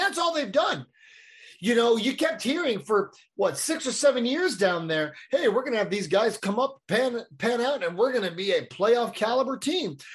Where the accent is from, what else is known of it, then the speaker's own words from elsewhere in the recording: San Diego, California, United States; growing up in San Diego